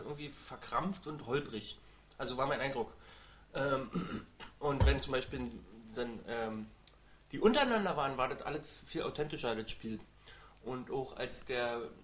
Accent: Berlin, Germany; Wir als Berliner

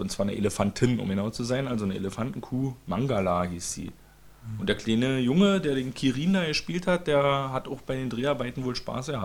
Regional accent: East Germany, Germany; Entschuldigung, ich bin Ossi, ich bin ja so ein Tierparkmensch.

